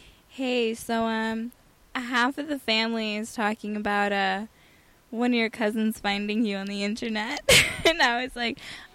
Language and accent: English; San Fernando Valley, California, United States; I grew up in Porn Valley. Okay. San Fernando.